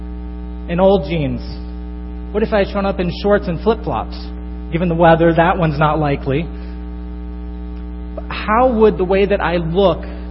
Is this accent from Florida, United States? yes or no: yes; northern Florida, United States; moved away as an adult; now in Chicago, United States; I come from northern Florida. I grew up there